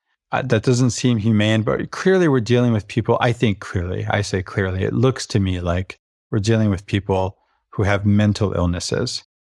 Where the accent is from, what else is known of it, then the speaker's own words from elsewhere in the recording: Venezuela; about the culture I grew up in Venezuela, where we say, un vaso de agua no se le niega a nadie.